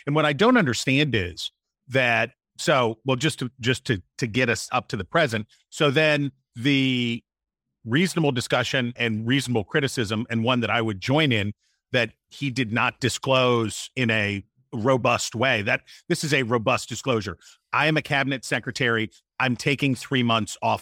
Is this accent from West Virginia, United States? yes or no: yes; West Virginia, United States; a senator from my home state